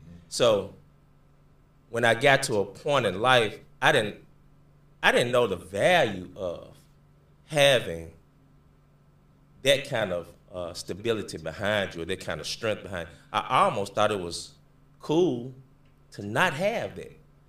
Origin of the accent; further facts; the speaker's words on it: Memphis, Tennessee, United States; I'm originally from Memphis, Tennessee, born and raised. Went to school here in Memphis, and went to college at Arkansas State.